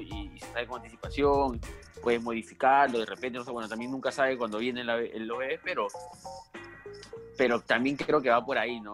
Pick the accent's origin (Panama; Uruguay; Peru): Peru; somos peruanos